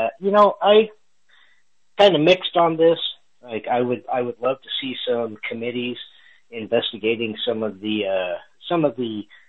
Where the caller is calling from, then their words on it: Texas, United States; I'm calling in from Texas, so we are an hour ahead here.